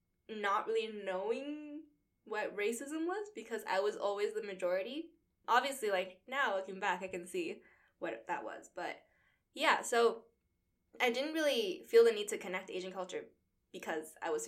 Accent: Vancouver, British Columbia, Canada; moved away as an adult; now in Toronto, Canada; I grew up in Vancouver, I grew up in East Van, which is, like, we joke that it's basically the China of Canada

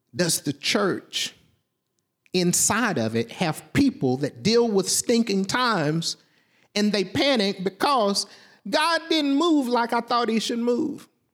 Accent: Southwest Arkansas, United States; I'm from Southwest Arkansas.

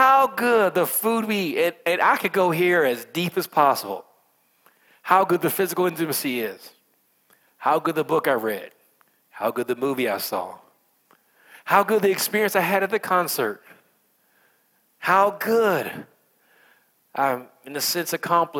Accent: United States; I'm American

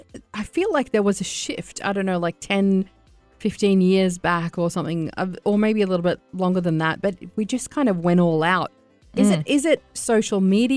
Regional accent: Australia; now in United Arab Emirates; I'm Arab and Australian at the same time.

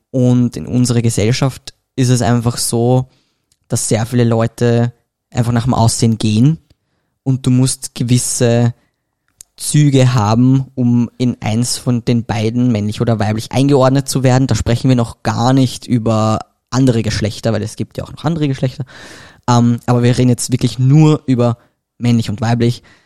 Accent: Vienna, Austria; ich komme aus Wien

